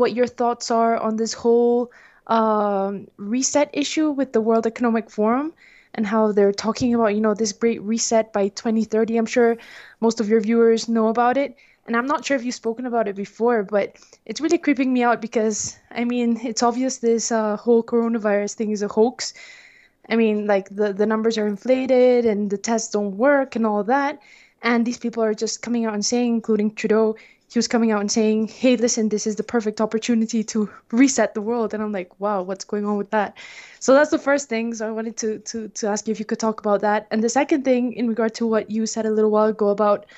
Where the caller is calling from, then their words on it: Colombia; I'm calling from Colombia in South America